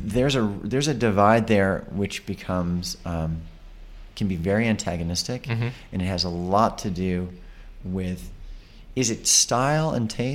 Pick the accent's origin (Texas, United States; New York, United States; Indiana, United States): New York, United States; being a New Yorker